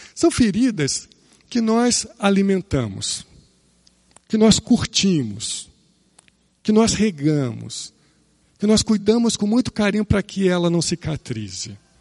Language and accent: Portuguese; Rio de Janeiro, Brazil; Eu nasci no Rio de Janeiro